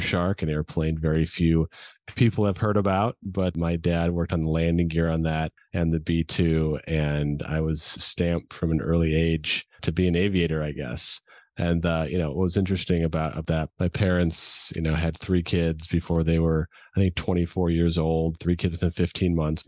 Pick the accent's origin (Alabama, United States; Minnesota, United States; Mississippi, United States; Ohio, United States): Minnesota, United States; Edina; moved away; also born or lived in California; I grew up in the Midwest, as you mentioned, a small little town called Edina, Minnesota, right outside Minneapolis